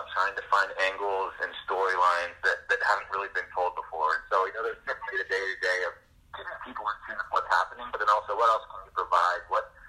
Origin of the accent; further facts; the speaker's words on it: Seattle, Washington, United States; I grew up in Seattle, and I grew up a diehard Seattle Mariners baseball fan.